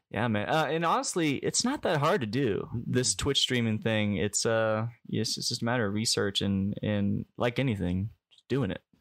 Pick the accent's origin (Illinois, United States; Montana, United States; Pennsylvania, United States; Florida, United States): Illinois, United States; Springfield; now in California, United States; I'm from Springfield, Illinois